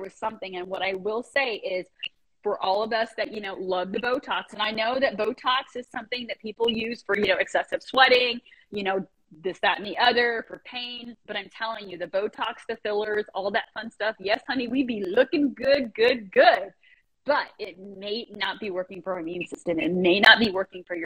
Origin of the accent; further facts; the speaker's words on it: United States; also born or lived in Japan; Love being an American